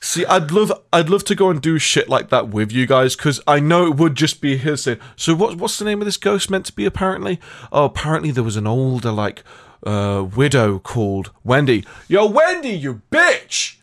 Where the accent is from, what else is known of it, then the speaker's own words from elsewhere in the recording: Nottingham, East Midlands, United Kingdom; my hometown, uh, at one point. They came to Nottingham